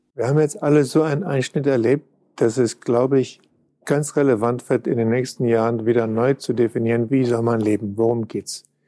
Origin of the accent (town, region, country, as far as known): Düsseldorf, North Rhine-Westphalia, Germany; born or raised there; moved away